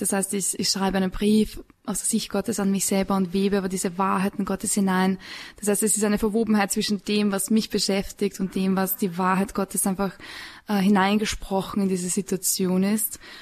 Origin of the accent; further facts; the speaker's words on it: Upper Austria, Austria; now in Salzburg, Austria; ich komme aus Oberösterreich, ich komme vom Land